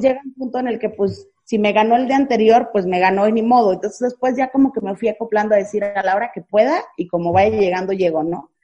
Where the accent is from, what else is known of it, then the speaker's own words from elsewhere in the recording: Naranjos, Veracruz, Mexico; moved away; tuve que regresar a mi, a mi ciudad, a mi pueblo natal, que es Naranjos, Veracruz